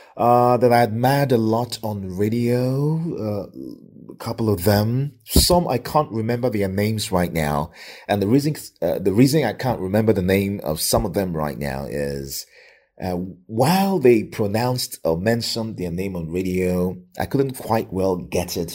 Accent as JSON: {"language": "English", "region": "Lagos", "country": "Nigeria", "tie": "born or raised there", "moved": "yes", "lives_now": "Ibadan, Nigeria", "said": "I was born and raised in Lagos."}